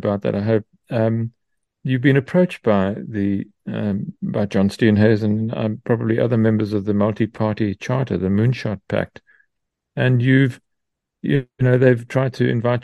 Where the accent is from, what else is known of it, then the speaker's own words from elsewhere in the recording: Transkei, Eastern Cape, South Africa; We're both from Transkei, not very far apart from each other. We grew up.